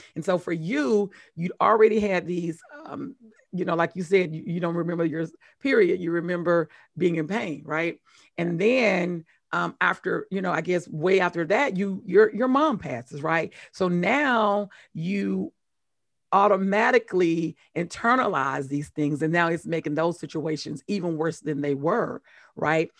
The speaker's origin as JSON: {"language": "English", "region": "Mississippi", "country": "United States", "said": "I'm from Mississippi"}